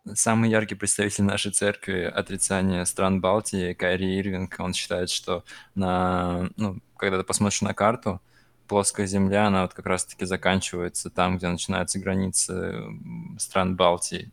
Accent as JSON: {"language": "Russian", "town": "Khimki", "region": "Moscow Oblast", "country": "Russia", "said": "я из Химок"}